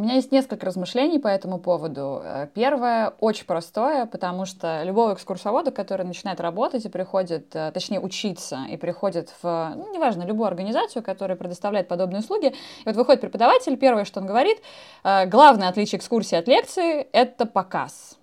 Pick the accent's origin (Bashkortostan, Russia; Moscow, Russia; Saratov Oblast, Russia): Moscow, Russia; мое большое признание в любви Москве, где я родилась